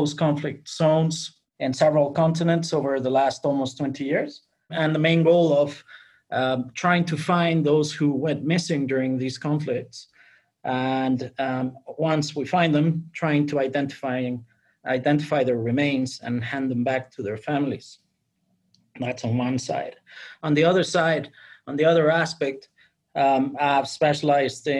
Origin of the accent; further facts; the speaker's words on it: Mexico; moved away; also born or lived in United Kingdom; I was born in Mexico. My father was English, and I mean from the north of England. My mother was Mexican. And I grew up in Mexico until I relocated to the UK